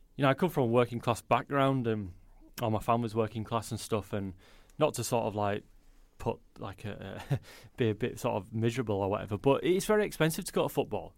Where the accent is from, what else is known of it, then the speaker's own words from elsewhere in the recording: Leeds, Yorkshire and the Humber, United Kingdom; born and bred in Leeds